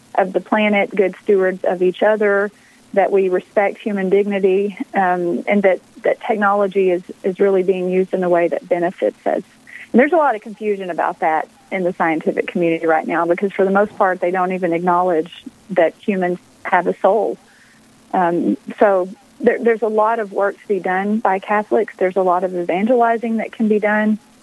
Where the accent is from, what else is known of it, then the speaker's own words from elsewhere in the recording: Texas, United States; moved away as an adult; also born or lived in Pennsylvania; I grew up in Texas